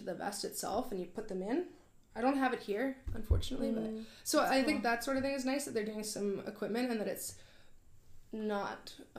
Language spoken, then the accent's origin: English; Vernon, British Columbia, Canada; also born or lived in Victoria, Canada; I grew up in Vernon.